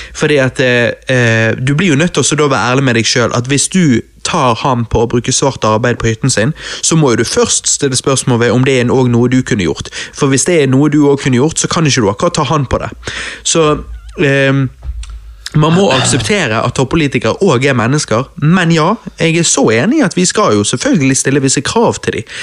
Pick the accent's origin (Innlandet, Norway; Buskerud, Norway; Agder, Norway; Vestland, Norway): Vestland, Norway; Bergen; Vi er jo bergensere!